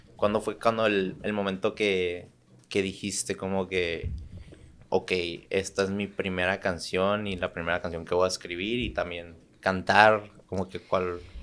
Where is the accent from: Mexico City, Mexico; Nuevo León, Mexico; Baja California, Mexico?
Baja California, Mexico; Tijuana; also born or lived in San Diego, California, United States / Santa Cruz, California, United States; siendo tijuanense, bueno, nací en San Diego, pero crecí en Tijuana